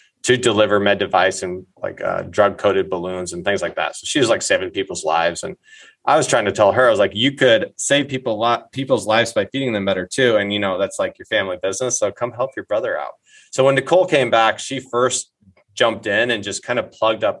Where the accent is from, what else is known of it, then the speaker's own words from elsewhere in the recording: Eddyville, Iowa, United States; now in Minneapolis, United States; my hometown of Eddyville, Iowa